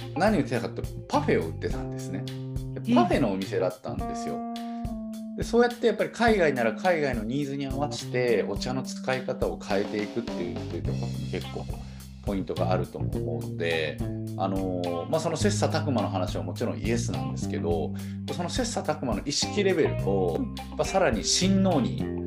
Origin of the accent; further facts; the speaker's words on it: Nara, Japan; moved away as an adult; also born or lived in Osaka / United States; now in Shintomi, Japan; 僕は大阪生まれ奈良育ちなんですが途中アメリカで働いてまして